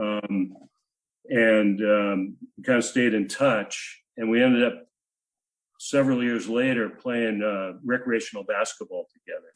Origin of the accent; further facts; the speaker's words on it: Spanaway, Washington, United States; moved away; also born or lived in Seattle area / San Diego; I hail from Tacoma, Washington, actually about 10 miles south of Tacoma, Spanaway